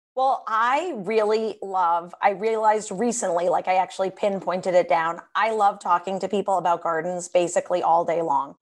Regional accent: Washington, District of Columbia, United States; moved away; I grew up in Washington, D C, on Capitol Hill, right by the Capitol, U S Capitol

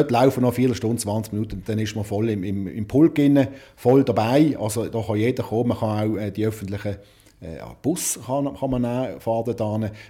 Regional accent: Zurich, Switzerland; Also als Zürcher sicher, äh, wie du gesagt hast

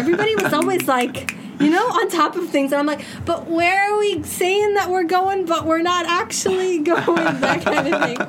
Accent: Ottawa, Ontario, Canada; now in Dubai, United Arab Emirates; I grew up in Ottawa.

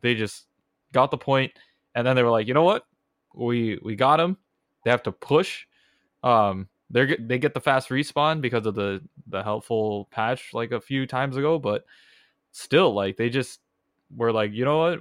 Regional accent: California, United States; accent: thick Californian; I have the thick, you know, Californian accent

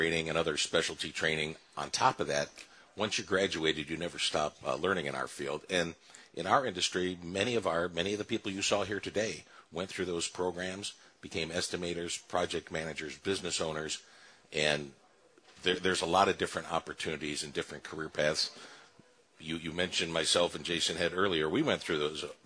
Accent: Shelby Township, Michigan, United States; my old stomping grounds where I grew up in Shelby Township

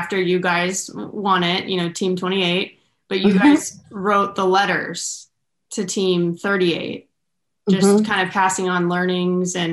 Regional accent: Southern California, United States; I'm from Southern California, went to Northern California.

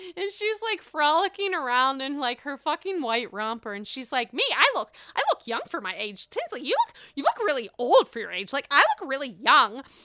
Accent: Pittsburgh, Pennsylvania, United States; now in Chicago, United States; I am doing this from the Steel City, honey. Yes, I am in Pittsburgh enjoying myself with my family, with my parents, which has been really nice 'cause I've been cooped up for seven weeks in Chicago by myself

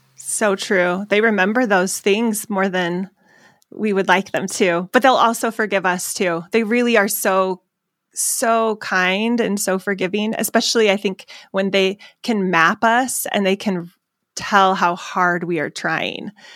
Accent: Phoenix, Arizona, United States; I'm from Arizona

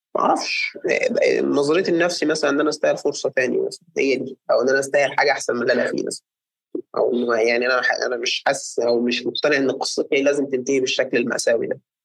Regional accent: Egypt; عندنا في مصر

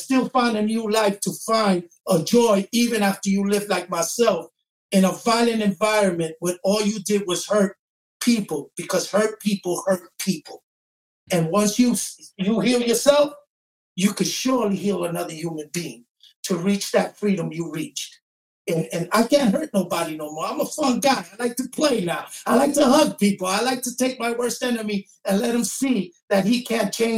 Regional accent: New York City, New York, United States; I have four sisters and I grew up in East New York.

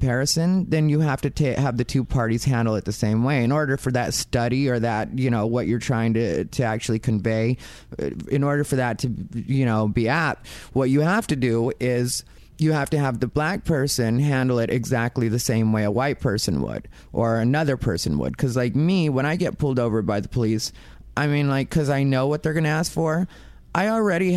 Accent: Arizona, United States; I'm also from Arizona.

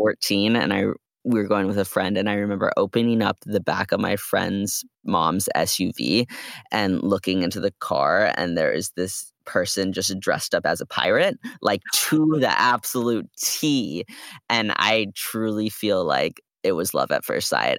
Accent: Bay Area, California, United States; we're from the Bay Area

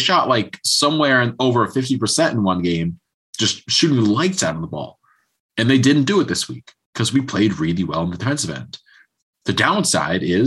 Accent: Connecticut, United States; growing up in Connecticut, watching the UConn teams

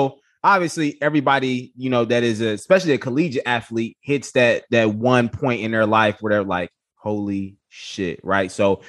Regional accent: Chicago, Illinois, United States; now in Indianapolis, United States; I'm originally from Chicago. I live in Indy now.

